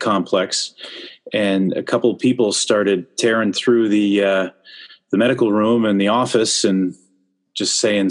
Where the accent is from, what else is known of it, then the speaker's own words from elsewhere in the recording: Whitby, Ontario, Canada; moved away; also born or lived in Scarborough, Ontario; born in Scarborough, but I was raised in Whitby, Ontario.